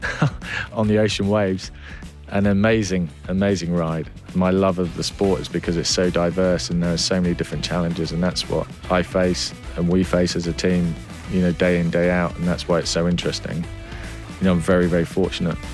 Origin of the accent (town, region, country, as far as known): Cornwall, South West England, United Kingdom; born or raised there; also born or lived in Cheshire